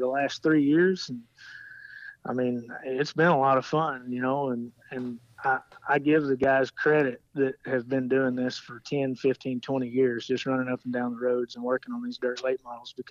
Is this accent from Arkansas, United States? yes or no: yes; Arkansas, United States; moved away; I'm originally from Arkansas. You know, I've always grown up around racing.